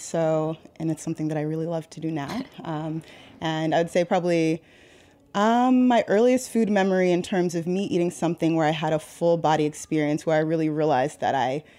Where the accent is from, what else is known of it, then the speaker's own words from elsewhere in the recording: Boston, Massachusetts, United States; moved away as an adult; also born or lived in Haiti / Brooklyn, New York; now in New York City, United States; I'm from Boston, Massachusetts originally. I was born in Boston, Massachusetts.